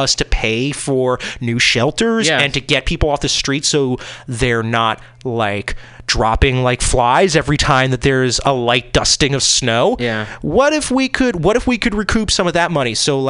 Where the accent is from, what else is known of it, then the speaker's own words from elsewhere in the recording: East Coast, United States; now in Seattle, United States; Yeah, and I will say, as I'm not a Seattle born and bred, you know, like I was from the East Coast, so I am also part of that.